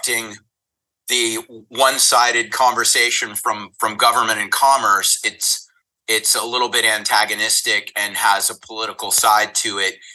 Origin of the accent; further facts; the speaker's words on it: the South, United States; now in Los Angeles, United States; I grew up in the South. It was pretty conservative.